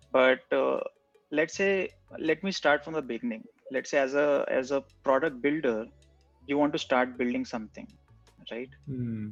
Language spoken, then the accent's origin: English; India; I am basically from India